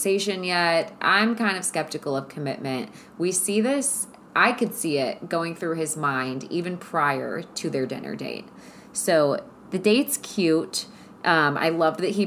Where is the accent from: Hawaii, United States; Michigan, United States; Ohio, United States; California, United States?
Ohio, United States; Cleveland; I'm from Ohio, shout out Cleveland